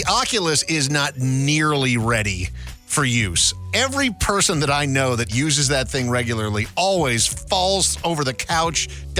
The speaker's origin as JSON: {"language": "English", "region": "Midwest", "country": "United States", "tie": "born or raised there", "said": "So when you're a relatively poor kid growing up in the Midwest"}